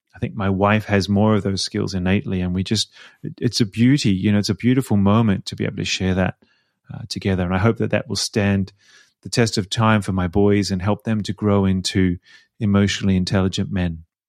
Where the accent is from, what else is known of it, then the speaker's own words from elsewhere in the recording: Melbourne, Victoria, Australia; accent: Australian; moved away as an adult; also born or lived in Sydney; now in Vienna, Austria; I was born in Melbourne, but I lived in Sydney for about ten years when I sang professionally